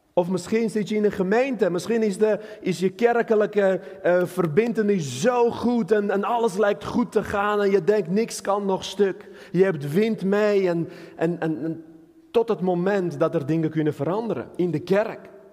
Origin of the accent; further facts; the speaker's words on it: Armenia; now in Netherlands; ik kom uit Armenië, een land met veel bergen, geen water, weinig water, dus wij Armeniërs kunnen niet zeilen.